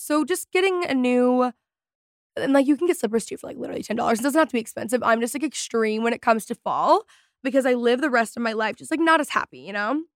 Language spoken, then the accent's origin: English; Texas, United States; I am from Texas